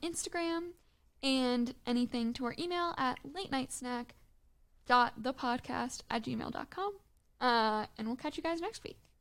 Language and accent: English; Michigan, United States; growing up in Michigan, living by a large body of water where you can't see the other side